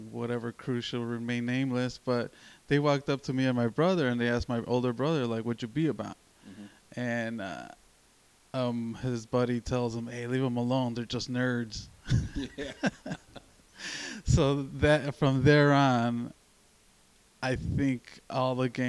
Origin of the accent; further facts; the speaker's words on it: Chicago, Illinois, United States; I grew up in Little Village